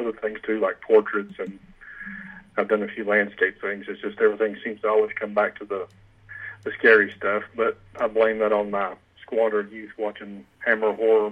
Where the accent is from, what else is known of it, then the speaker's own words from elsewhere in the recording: Knoxville, Tennessee, United States; Knoxville, Tennessee. I've lived here my whole life, and I'm 43 now